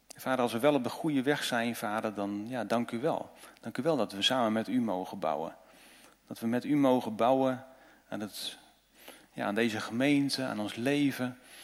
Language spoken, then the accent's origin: Dutch; Netherlands